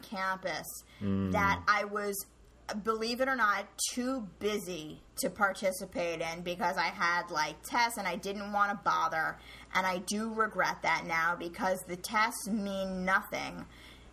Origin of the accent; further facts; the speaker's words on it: New York, United States; growing up in New York